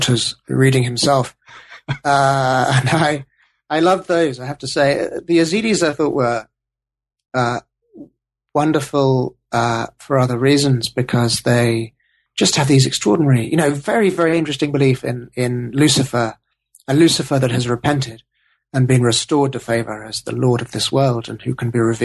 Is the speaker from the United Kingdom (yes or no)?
yes; United Kingdom; Being British